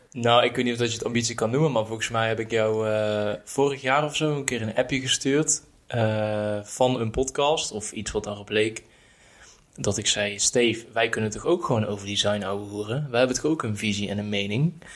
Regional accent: Erp, North Brabant, Netherlands; now in Utrecht, Netherlands; kom ik uit Brabant. Eh, ben opgegroeid in een dorpje Erp

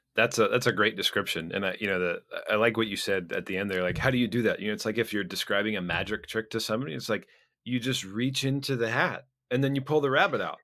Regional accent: Florida, United States; also born or lived in Minnesota; I was born in Minnesota, but I've spent almost my entire life in Florida

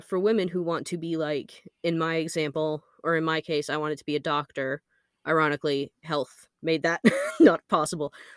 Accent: Alaska, United States; we grew up in Alaska where there is a lot of aviation

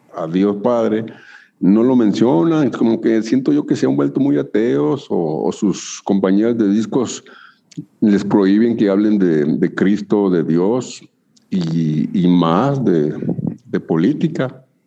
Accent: Chihuahua, Mexico; now in Tijuana, Mexico; yo nací en Chihuahua

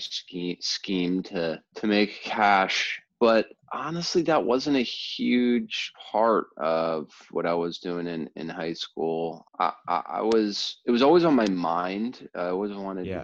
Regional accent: New Jersey, United States; also born or lived in Baltimore, Maryland; I was born in Baltimore, then as a very young child moved to New Jersey and grew up most of my uh, childhood in, in New Jersey

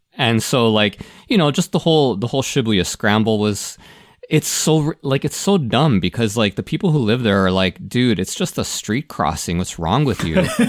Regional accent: Toronto, Ontario, Canada; I grew up in Toronto

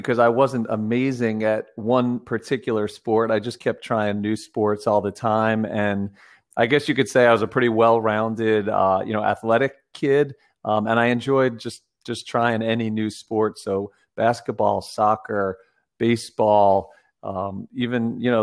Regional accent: New Jersey, United States; I grew up in New Jersey, about halfway between New York City and Philadelphia

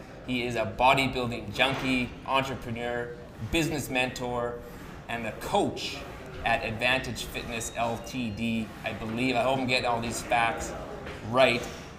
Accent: Regina, Saskatchewan, Canada; born and raised in Regina myself, and it is home.

